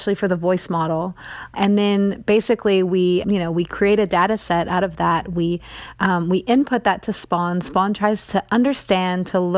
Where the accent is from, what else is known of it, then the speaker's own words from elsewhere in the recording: East Tennessee, United States; I'm from East Tennessee